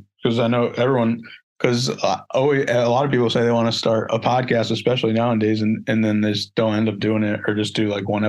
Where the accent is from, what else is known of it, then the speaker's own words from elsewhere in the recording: Connecticut, United States; I'm from Connecticut